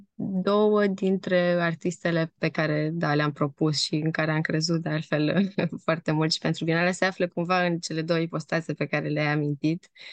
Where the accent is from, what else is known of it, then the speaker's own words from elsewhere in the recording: Timișoara, Timiș County, Romania; moved away; also born or lived in Amsterdam; eu sunt din Timișoara